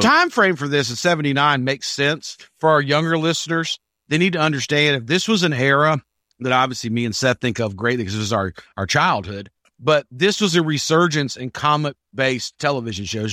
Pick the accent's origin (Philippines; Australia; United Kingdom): United Kingdom; England; an English guy